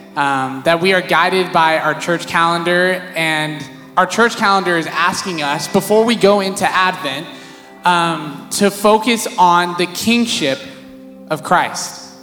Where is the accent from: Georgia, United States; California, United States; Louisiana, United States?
California, United States; Visalia; also born or lived in San Diego; I grew up in Visalia